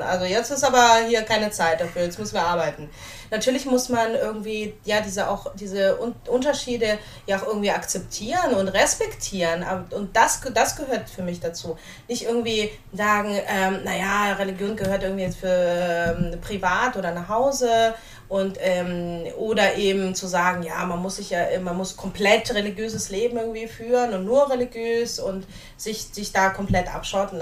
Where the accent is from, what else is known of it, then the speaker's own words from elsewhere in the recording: Hamburg, Germany; German is a second language; moved away as an adult; also born or lived in Dnipro, Ukraine; now in Ra'anana, Israel; bin dann äh, mit einem Teil meiner Familie eben äh, nach Deutschland ausgewandert, als ich zehn war. Und in Hamburg eben aufgewachsen